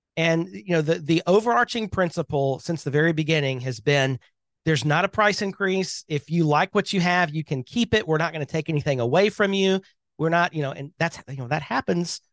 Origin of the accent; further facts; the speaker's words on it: Birmingham, Alabama, United States; I am from Birmingham, Alabama